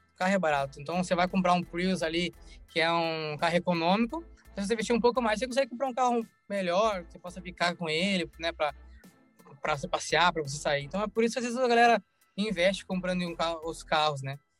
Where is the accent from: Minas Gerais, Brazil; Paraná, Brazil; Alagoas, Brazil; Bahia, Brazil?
Bahia, Brazil; Salvador; also born or lived in Curitiba / New York; now in Los Angeles, United States; Eu nasci em Salvador e de Salvador eu fui para Curitiba. Ah, desde então, sete então anos eu morei em Curitiba